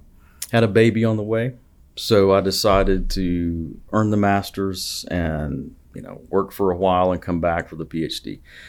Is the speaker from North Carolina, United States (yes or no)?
no; Lineville, Alabama, United States; So I grew up about an hour and a half north of here in Clay County.